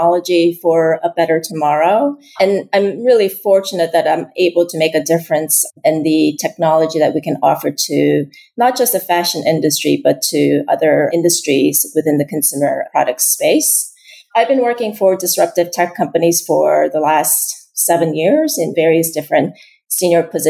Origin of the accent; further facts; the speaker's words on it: Pennsylvania, United States; moved away as an adult; also born or lived in South Korea; now in New York, United States; I grew up in Pennsylvania